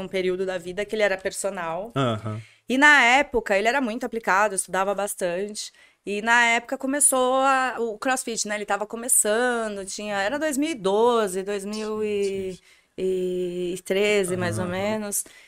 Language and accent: Portuguese; Santos, São Paulo, Brazil; nasci em Santos.